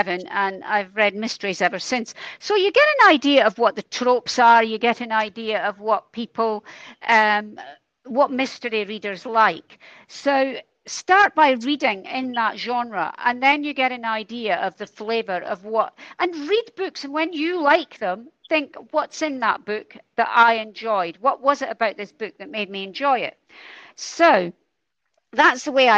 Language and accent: English; Dundee, Scotland, United Kingdom; I'm from Dundee. We don't back away from a challenge in Dundee